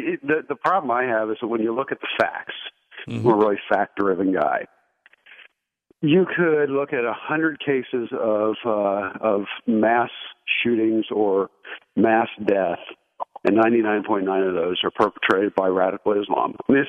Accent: Portland, Oregon, United States; Good. I'm the refugee from Portland, Oregon.

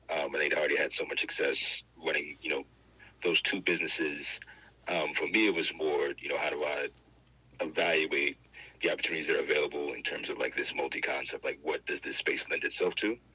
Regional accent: New York, United States; also born or lived in Durham; I'm you know from New York, but I went to high school and college in Durham.

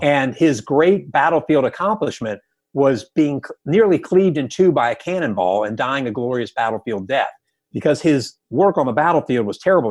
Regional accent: the South, United States; I grew up in the South

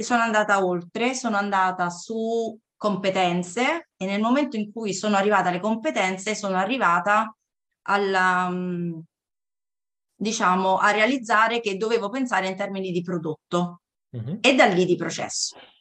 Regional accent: Cassino, Lazio, Italy; also born or lived in California; now in Latina, Italy; vengo da Cassino, dalla provincia di Frosinone

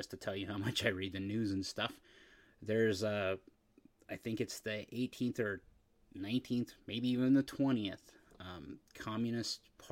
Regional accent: United States; being an American

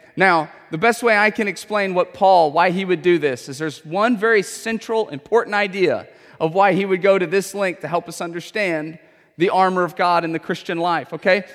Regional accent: Houston, Texas, United States; I have grown up in Houston my whole life

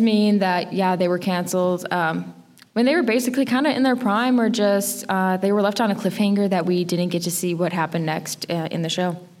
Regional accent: Chicago, Illinois, United States; moved away; I grew up in Chicago

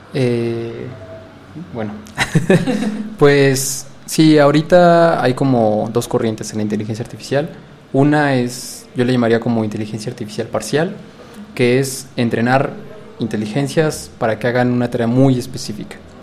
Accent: Mexico; moved away; representando a, México, a mi UNAM, este, mis pumas

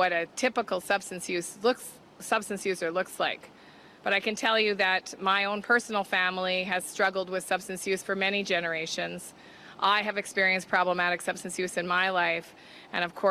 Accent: Thunder Bay, Ontario, Canada; I'm the Minister of Health for Canada, and I come from Thunder Bay, Ontario, which is your neighbor

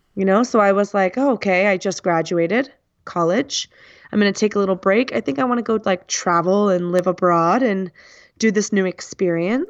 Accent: United States; first language English; I come from the United States

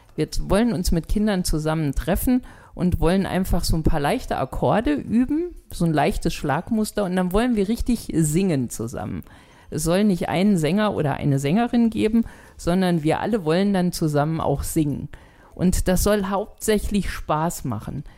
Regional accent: Schwalm-Eder-Kreis, Hesse, Germany; ich komme ja aus dem Schwalm-Eder-Kreis, bei uns heißt das Flohmarkt.

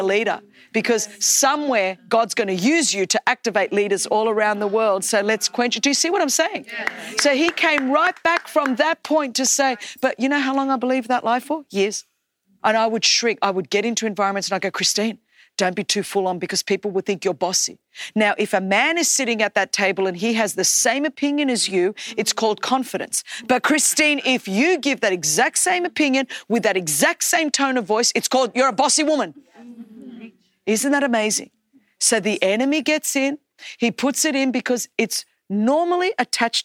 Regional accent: Australia; English is a second language; you're not Australian enough, that you sound too ethnic because I had a strong accent because I was just learning English.

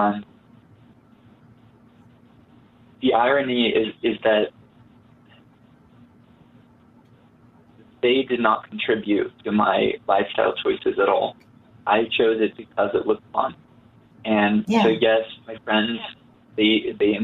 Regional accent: Utah, United States; I grew up in Utah and in the most religious county in the state.

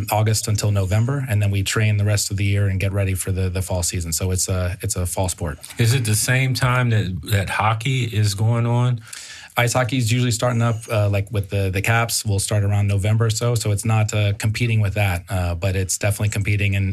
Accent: Bethesda, Maryland, United States; I grew up in Bethesda, just down the way

